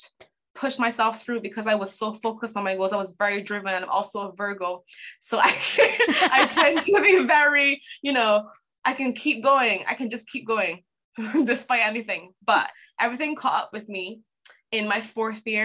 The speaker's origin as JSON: {"language": "English", "country": "Barbados", "tie": "born or raised there", "also_born_or_lived": "Toronto, Canada", "moved": "as an adult", "said": "I am originally from Barbados. To keep a long story short, I left Barbados when I was 18"}